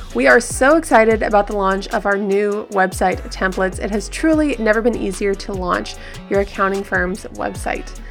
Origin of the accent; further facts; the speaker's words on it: Southern California, United States; I grew up in Southern California